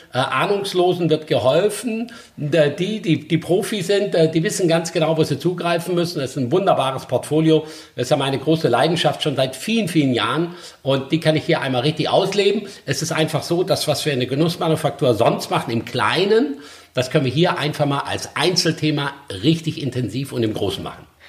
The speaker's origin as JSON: {"language": "German", "area": "Black Forest", "region": "Baden-Württemberg", "country": "Germany", "tie": "born or raised there", "said": "Also ich bin im Schwarzwald aufgewachsen, im Ringhotel Johanniterbad die Lehre gemacht."}